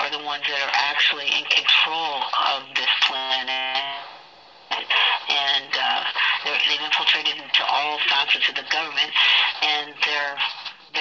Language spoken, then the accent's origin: English; Hollywood, Florida, United States; I was born in Hollywood, in Florida, August 11th, 1958